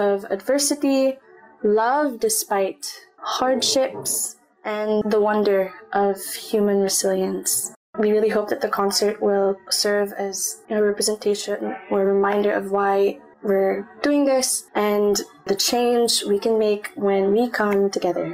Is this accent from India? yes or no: no; Calamba, Calabarzon, Philippines; moved away as an adult; now in Singapore; we're both from Calamba